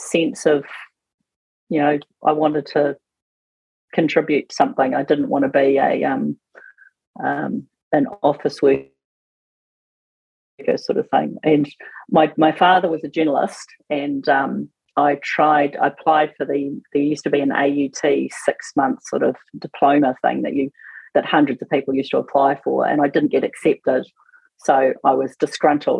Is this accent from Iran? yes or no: no; Auckland, New Zealand; Auckland, grew up, educated Auckland